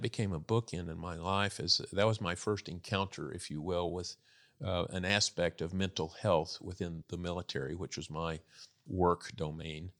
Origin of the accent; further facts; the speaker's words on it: Texas, United States; I grew up in Texas